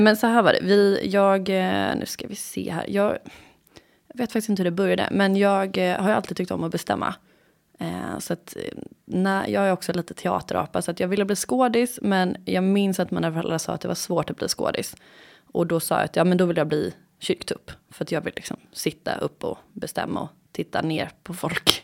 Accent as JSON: {"language": "Swedish", "town": "Gothenburg", "region": "Västra Götaland", "country": "Sweden", "tie": "born or raised there", "also_born_or_lived": "England / Skåne", "moved": "as an adult", "lives_now": "Stockholm, Sweden", "said": "jag är born and raised i Göteborg. Flyttade hemifrån när jag var 18"}